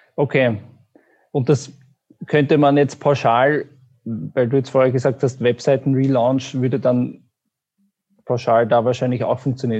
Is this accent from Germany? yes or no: no; Austria; ich bin aus Österreich